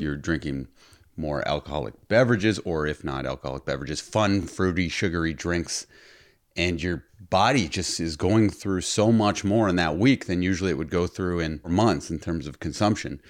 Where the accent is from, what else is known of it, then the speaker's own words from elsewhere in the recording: Toronto, Ontario, Canada; we're from Toronto